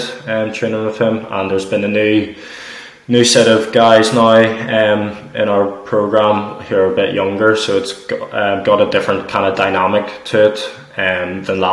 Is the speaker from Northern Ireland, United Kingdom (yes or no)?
yes; Northern Ireland, United Kingdom; moved away as an adult; now in Stirling, United Kingdom; because I was born in Northern Ireland, I'm from Northern Ireland